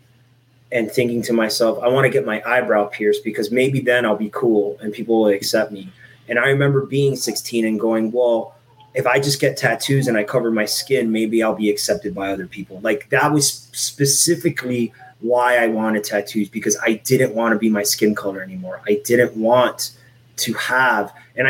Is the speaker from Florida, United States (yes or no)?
yes; Miami, Florida, United States; also born or lived in Puerto Rico; I grew up in Miami, Florida